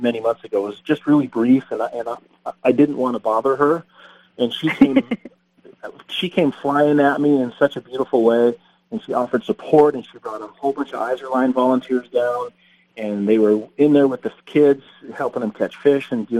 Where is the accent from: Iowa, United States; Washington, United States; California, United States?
California, United States; Huntington Beach; as a kid growing up in Huntington Beach